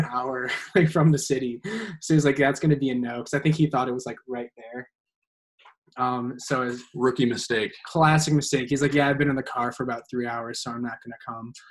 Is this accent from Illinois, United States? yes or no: yes; Naperville, Illinois, United States; I hail from Naperville, Illinois, um, which is a far western suburb of Chicago